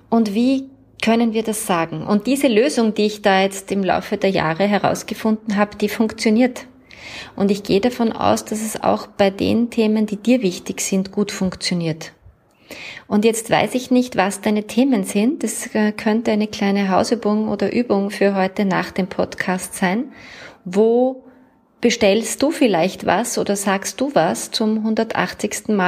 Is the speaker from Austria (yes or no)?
yes; Vienna, Austria; Ich werde weißer Spritzer sagen, weil ich komme ja aus Wien.